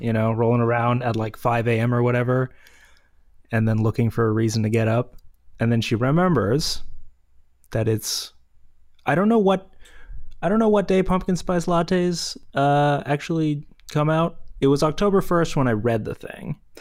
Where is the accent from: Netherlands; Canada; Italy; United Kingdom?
Canada; As a Canadian, obviously, I go to Tim Hortons a lot